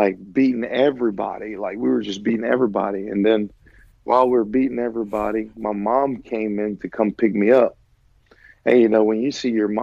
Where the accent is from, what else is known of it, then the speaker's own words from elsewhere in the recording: Lafayette, Louisiana, United States; moved away as an adult; also born or lived in Eunice, Louisiana / Florida; born in Eunice, Louisiana, raised in Lafayette, Louisiana